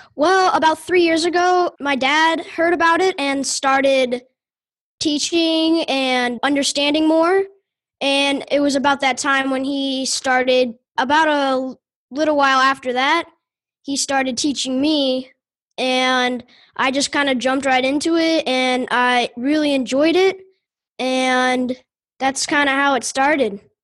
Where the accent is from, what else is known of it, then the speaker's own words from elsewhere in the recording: Louisville, Kentucky, United States; also born or lived in Fisherville, Kentucky; I'm from Louisville, Kentucky